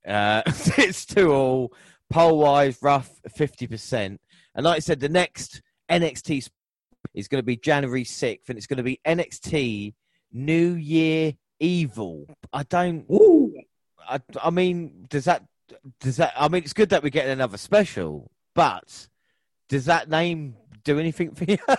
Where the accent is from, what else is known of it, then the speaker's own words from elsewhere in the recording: England, United Kingdom; we're so English